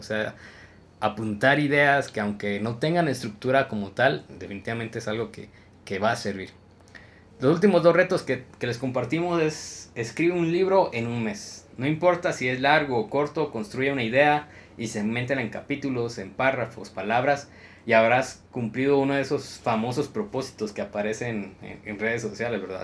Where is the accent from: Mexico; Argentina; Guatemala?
Guatemala; me encontré con otro compatriota Chapín